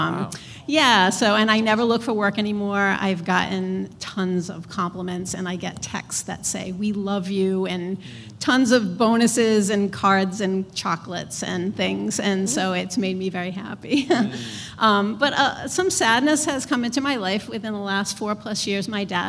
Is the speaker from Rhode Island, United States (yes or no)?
yes; Providence, Rhode Island, United States; I'm from Providence.